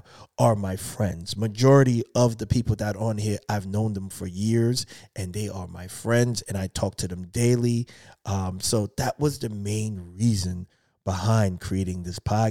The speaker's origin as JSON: {"language": "English", "town": "New York City", "region": "New York", "country": "United States", "moved": "yes", "lives_now": "Philadelphia, United States", "said": "I'm from Brooklyn"}